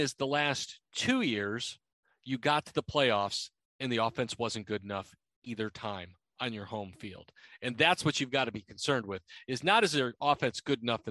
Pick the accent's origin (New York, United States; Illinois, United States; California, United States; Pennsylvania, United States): Illinois, United States; Chicago; now in Nashville, United States; I'm from Chicago, the Midwest. It's where people bowl